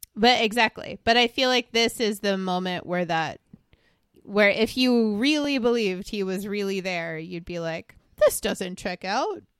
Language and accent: English; Long Island, New York, United States; born or raised there